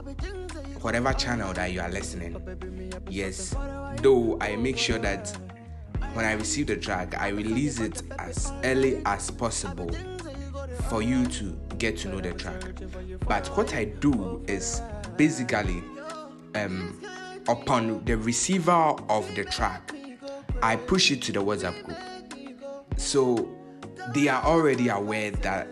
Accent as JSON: {"language": "English", "country": "Ghana", "said": "I'm from Ghana. Yes, Ghana"}